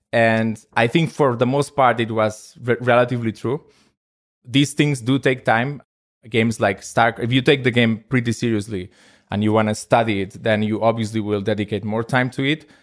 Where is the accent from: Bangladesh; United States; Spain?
Spain; I am from Spain